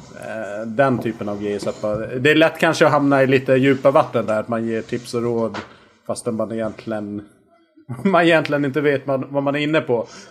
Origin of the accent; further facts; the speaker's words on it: Visby, Gotland, Sweden; Jag är uppväxt på Gotland